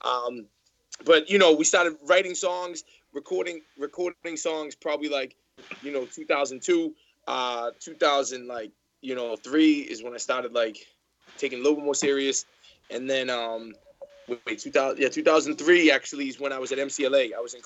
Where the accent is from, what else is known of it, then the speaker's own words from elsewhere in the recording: Boston, Massachusetts, United States; I'm from Boston, Massachusetts